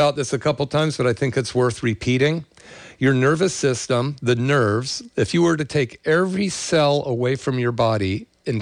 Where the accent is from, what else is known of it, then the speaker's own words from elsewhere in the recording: the Bay Area, California, United States; I grew up in the 60s and 70s in the Bay Area